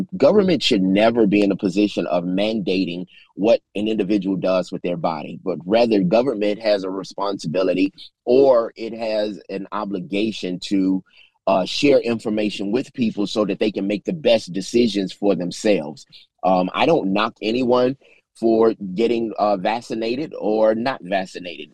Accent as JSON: {"language": "English", "town": "Chicago", "region": "Illinois", "country": "United States", "tie": "born or raised there", "moved": "as an adult", "lives_now": "Memphis, United States", "said": "I was born in Memphis, but lived in Chicago all of my life, returned to Memphis in 2015."}